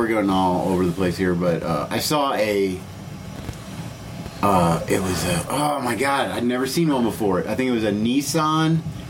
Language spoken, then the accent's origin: English; Indiana, United States; growing up in Indiana